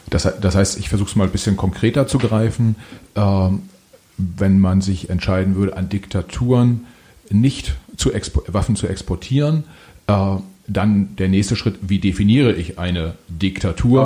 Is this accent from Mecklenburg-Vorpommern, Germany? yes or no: yes; Mecklenburgische Seenplatte, Mecklenburg-Vorpommern, Germany; ich bin äh, selbst auch in Mecklenburg-Vorpommern aufgewachsen, Mecklenburgische Seenplatte